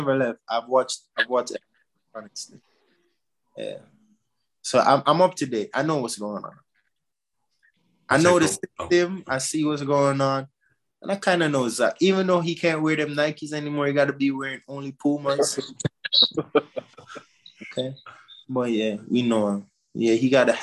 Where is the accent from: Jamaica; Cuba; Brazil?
Jamaica; moved away; I'm a Jamaican.